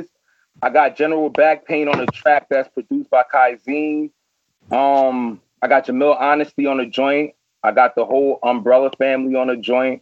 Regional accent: New York City, New York, United States; born and raised in Flatbush, Brooklyn

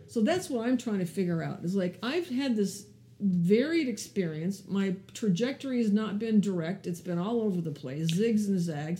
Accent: California, United States; also born or lived in Canada / Ethiopia / Palo Alto; I grew up in California

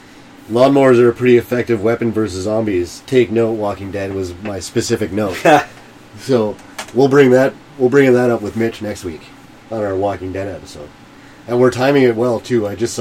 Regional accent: Canada; We're Canadian.

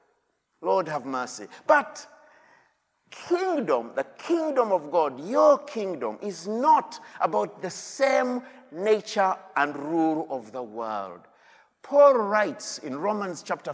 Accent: Uganda; I come from Uganda

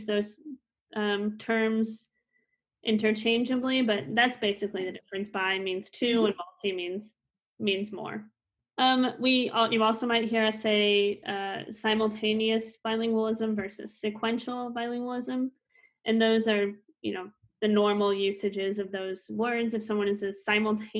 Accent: United States; first language English; So my native language is English. I grew up in the US

